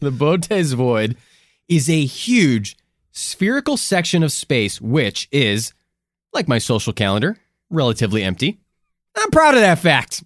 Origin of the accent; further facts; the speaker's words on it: Midwest, United States; we came from the Midwest.